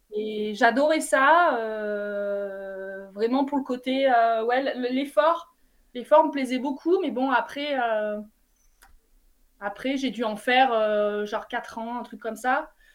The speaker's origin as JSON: {"language": "French", "town": "Vernoux-en-Vivarais", "region": "Auvergne-Rhône-Alpes", "country": "France", "tie": "born or raised there", "moved": "yes", "lives_now": "Briançon, France", "said": "c'est mon lieu de naissance, mais euh, j'ai grandi à Vernoux, dans un petit bled"}